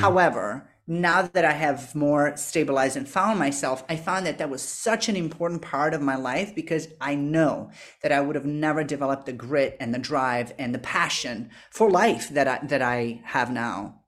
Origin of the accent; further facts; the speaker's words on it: Serbia; moved away; I'm from Eastern Europe, from Serbia originally, and, um, up until I was sixteen, my life was very predictable